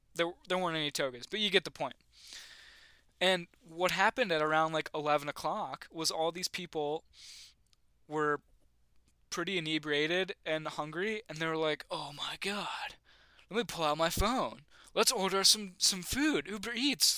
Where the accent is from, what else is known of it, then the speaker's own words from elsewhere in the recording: Western New York, United States; moved away; I'm from Western New York